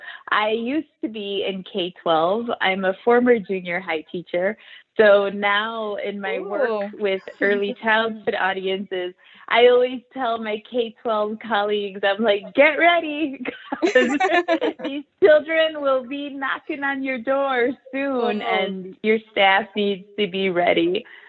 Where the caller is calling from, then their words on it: Chicago, Illinois, United States; I'm calling in from the Chicago area. So I'm calling in live from the Chicago area.